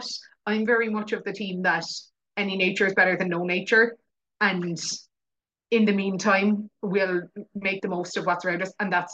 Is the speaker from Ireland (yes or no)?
yes; West Cork, Munster, Ireland; also born or lived in England; I grew up in West Cork. Like I'm at the very, very bottom tip of the most southwesterly corner